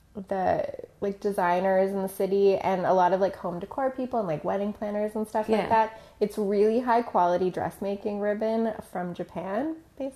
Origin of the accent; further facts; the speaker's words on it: Toronto, Ontario, Canada; I grew up in Toronto